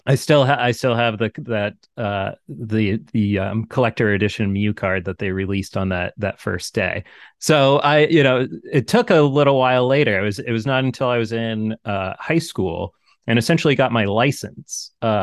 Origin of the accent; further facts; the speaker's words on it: Hollis, Maine, United States; my parents' house at the time, growing up in Hollis, a very rural town, kind of inland from 20 minutes inland from Portland.